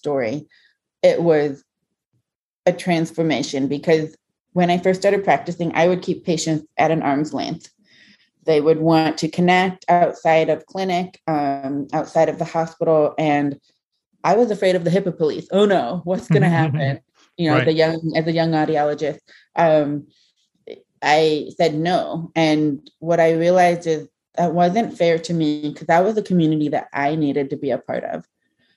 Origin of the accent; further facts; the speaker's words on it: Ohio, United States; being an American-born Chinese in a very small town in Ohio